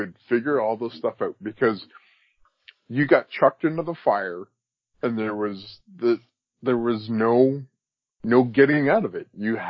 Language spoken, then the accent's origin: English; Canada; also born or lived in Edmonton, Alberta